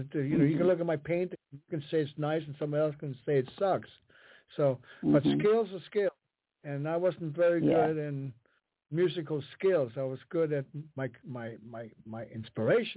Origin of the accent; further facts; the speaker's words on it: Copenhagen, Capital Region of Denmark, Denmark; first language Danish; English is a second language; now in United States; Copenhagen, where I'm born and raised